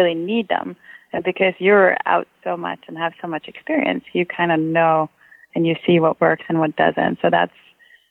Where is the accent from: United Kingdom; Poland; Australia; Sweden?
Sweden; first language Swedish; English is a second language; now in Redmond, United States; I grew up in Sweden. So I grew up with Swedish, and my mom is from Austria, so I actually grew up with Swedish and German, and then I added English when I was in fourth grade in school